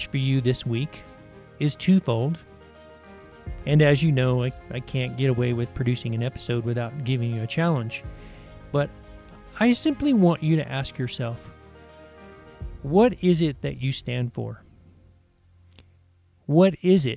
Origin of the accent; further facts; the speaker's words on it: Tennessee, United States; moved away; also born or lived in St. Kitts; when I was growing up in Tennessee